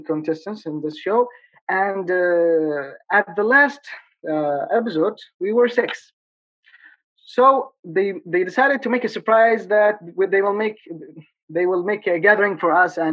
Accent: Yemen; I'm from Yemen.

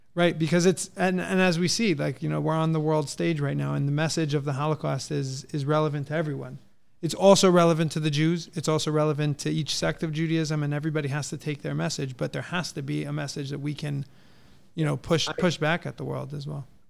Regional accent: San Diego, California, United States; we're from California. I grew up in San Diego

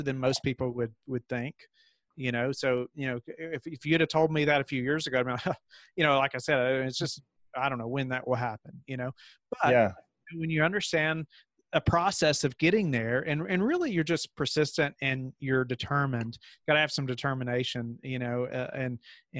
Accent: Kentucky, United States; moved away as an adult; now in Virginia, United States; I grew up in Kentucky. And then we moved to Virginia for this position.

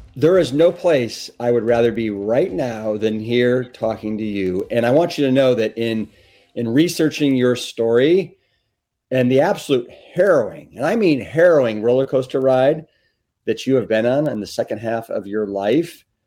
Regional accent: Austin, Texas, United States; my hometown of eclectic, iconic, and the capital of Texas, Austin

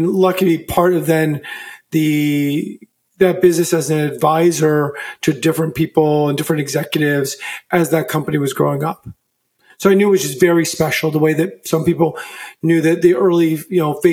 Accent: Virginia, United States; also born or lived in San Francisco Bay Area; now in San Francisco, United States; I grew up in Virginia, come out of the Bay Area.

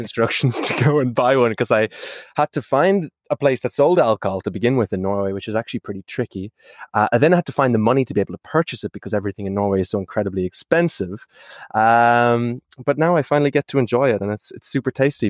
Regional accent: Ireland; moved away; If you can't tell from my accent, it's because I'm from that small little island on the, uh, west coast of Europe called Ireland

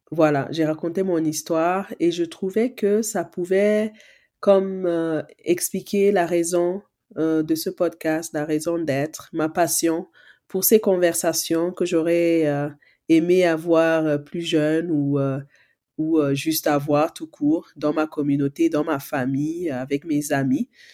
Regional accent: Cameroon; je suis née au Cameroun, dans un village.

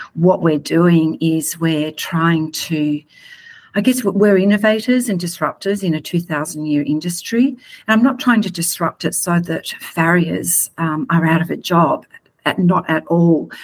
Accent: Australia; just like we are in Australia

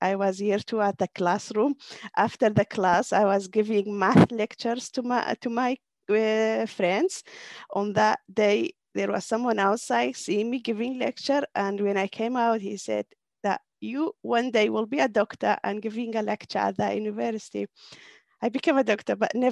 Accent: Kurdistan Region, Iraq; moved away; I am from Kurdistan, Iraqi part

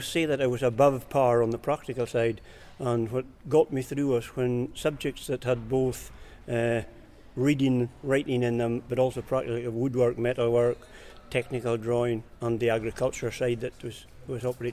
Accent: Strath Halladale, Sutherland, Scotland, United Kingdom; also born or lived in Aberdeen; I was born and brought up in Strathallidale on the croft that my brother runs now

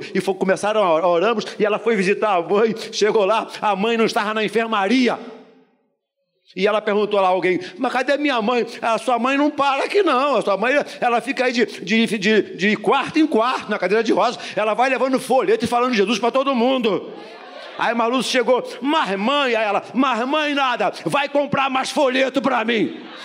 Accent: Brazil; Nascido e criado no Jardim Metrópolis

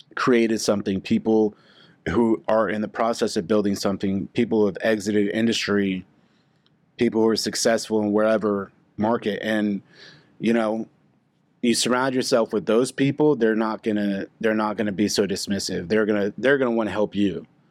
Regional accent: Oklahoma City, United States; born and raised in Oklahoma City, Missouri

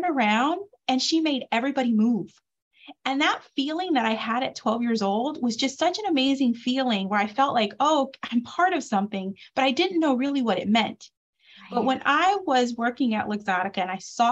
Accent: Detroit, Michigan, United States; I grew up in Detroit, Michigan

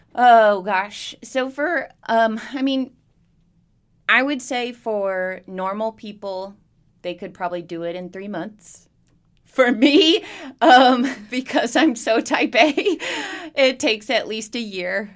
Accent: Bristol, Virginia, United States; also born or lived in Southeast United States; I grew up in Bristol. Uh, we moved here. We moved around all over the Southeast growing up. And then when I was ten, we moved here and we stayed

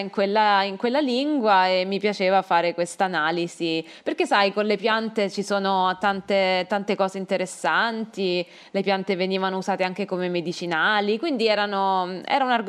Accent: Caserta, Campania, Italy; born there; io sono nata uh, a Caserta perché mio padre e mia madre vivevano lì. Uh, Caserta si trova vicino Napoli, a una mezz'ora di strada da Napoli, quindi in Campania.

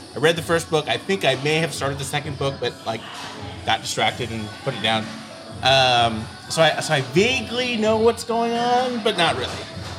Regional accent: Bay Area, California, United States; I'm from the Bay Area.

